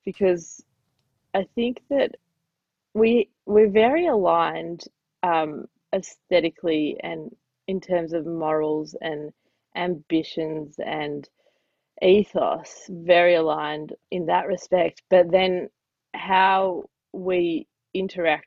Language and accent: English; Australia; I'm Jewish Australian